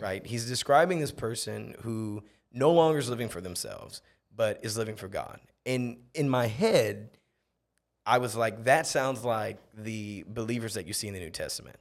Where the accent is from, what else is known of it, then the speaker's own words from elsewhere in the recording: Akron, Ohio, United States; moved away as an adult; also born or lived in Townsville, Australia; now in Mexico; I'm, I'm originally from Akron, Ohio.